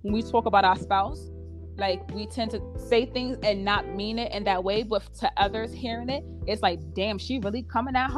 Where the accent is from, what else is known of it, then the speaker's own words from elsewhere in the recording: New York City, New York, United States; also born or lived in Brooklyn / Queens; I'm from Harlem.